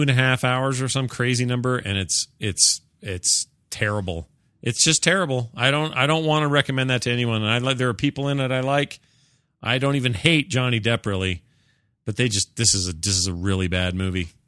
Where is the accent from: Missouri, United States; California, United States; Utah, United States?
Utah, United States; my home state